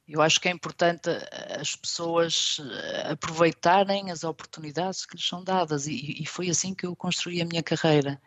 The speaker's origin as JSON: {"language": "Portuguese", "country": "Portugal", "moved": "as an adult", "lives_now": "Stuttgart, Germany", "said": "nós portugueses"}